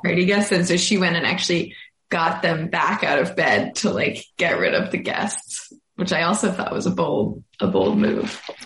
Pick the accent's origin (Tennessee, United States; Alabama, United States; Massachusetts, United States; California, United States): Massachusetts, United States; Boston; now in Brooklyn, United States; I am from Boston and I live in, recently moved to Brooklyn, New York.